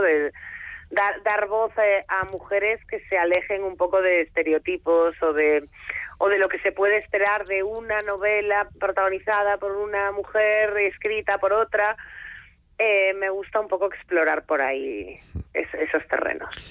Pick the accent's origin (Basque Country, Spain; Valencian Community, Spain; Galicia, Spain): Galicia, Spain; Foz; mi pueblo, que es Foz, es un pueblo de la, de la costa de Lugo